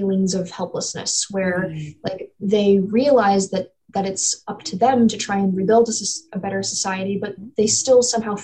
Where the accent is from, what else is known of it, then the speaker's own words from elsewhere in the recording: North Carolina, United States; also born or lived in Ohio; I was born in Ohio, raised in North Carolina